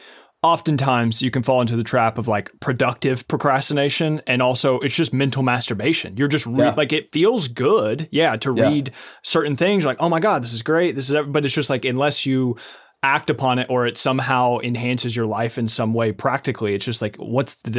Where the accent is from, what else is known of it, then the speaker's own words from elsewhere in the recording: Lexington, Kentucky, United States; I'm Lexington, Kentucky. So I'm still still considered the South